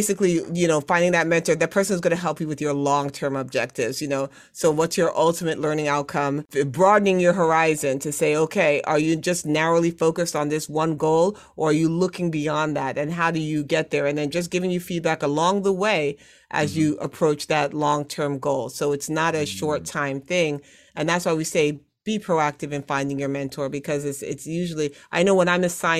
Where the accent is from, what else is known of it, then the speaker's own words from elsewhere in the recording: Brooklyn, New York, United States; born there; also born or lived in Trinidad and Tobago; I said I was born in Brooklyn, but I was raised around the world.